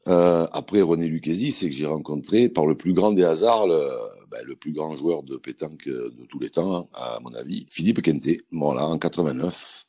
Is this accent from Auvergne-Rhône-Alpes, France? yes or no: yes; Montélimar, Auvergne-Rhône-Alpes, France; moved away as an adult; now in Limoges, France; je suis originaire de Montélimar. même si je suis pas né, mais j'y suis arrivé très jeune